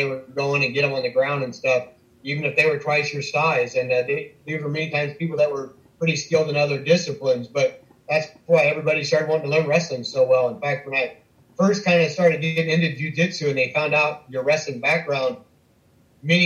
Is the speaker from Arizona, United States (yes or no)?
no; Southern Iowa, United States; moved away as an adult; also born or lived in South Bay, California; growing up in Southern Iowa